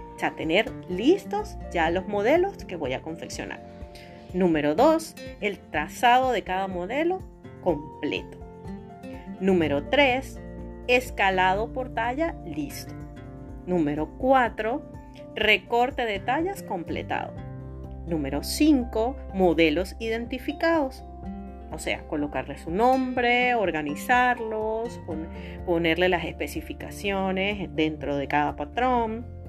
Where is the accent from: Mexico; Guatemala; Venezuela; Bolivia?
Venezuela; aquí en mi país, en Venezuela